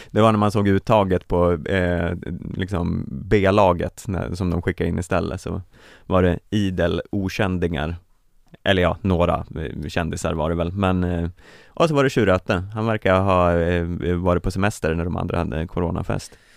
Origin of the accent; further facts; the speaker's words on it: Sweden; som svensk